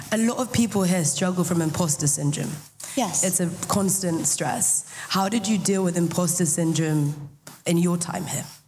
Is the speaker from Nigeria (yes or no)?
no; Manchester, North West England, United Kingdom; moved away as an adult; now in Cambridge, United Kingdom; Where am I from? Manchester.